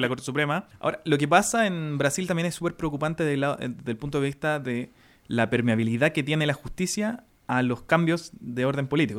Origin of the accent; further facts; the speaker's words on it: Renca, Santiago Metropolitan Region, Chile; somos de Renca